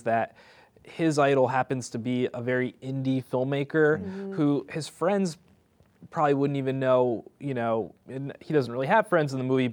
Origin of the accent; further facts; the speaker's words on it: Hudson Valley, New York, United States; I'm a New Yorker. I grew up upstate-ish, you know, just north of here in the Hudson Valley.